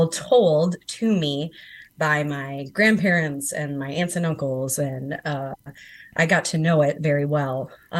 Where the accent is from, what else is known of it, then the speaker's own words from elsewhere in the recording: Chicago, Illinois, United States; growing up in the Chicagoland area